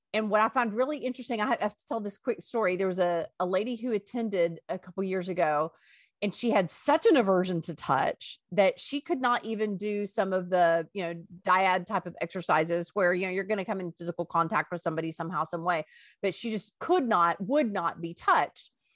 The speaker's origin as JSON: {"language": "English", "town": "Greenville", "region": "Texas", "country": "United States", "tie": "born or raised there", "said": "I grew up in Greenville, Texas, and I went to high school"}